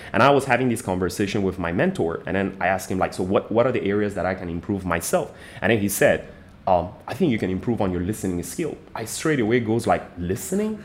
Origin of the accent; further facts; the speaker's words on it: Iran; moved away as an adult; now in Malaysia; I'm originally from Iran, but I've been in Malaysia for the last like 15 years